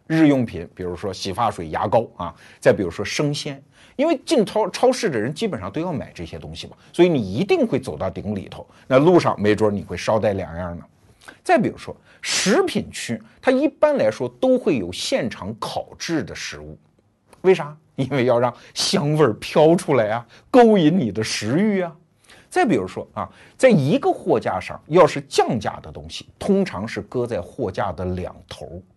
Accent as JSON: {"language": "Chinese", "country": "China", "said": "我们中国人"}